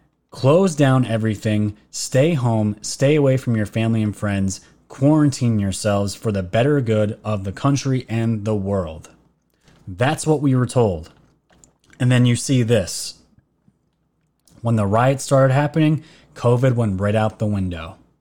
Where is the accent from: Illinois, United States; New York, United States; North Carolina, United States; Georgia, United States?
New York, United States; Everyone knows I'm from New York.